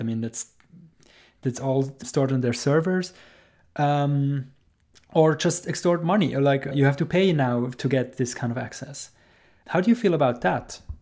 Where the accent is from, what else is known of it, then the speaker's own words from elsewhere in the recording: Switzerland; I'm from Switzerland